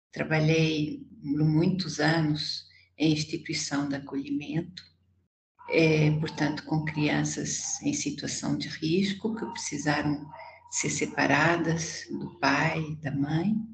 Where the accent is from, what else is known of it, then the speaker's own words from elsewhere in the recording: Portugal; accent: Portuguese; now in Brazil; é, eu moro no Brasil há 47 anos, mas ainda mantenho esse sotaque.